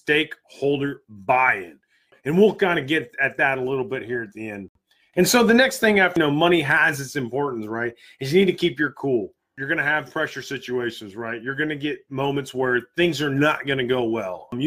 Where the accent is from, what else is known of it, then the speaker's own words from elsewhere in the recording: United States; I'm American through and through. I've served my country.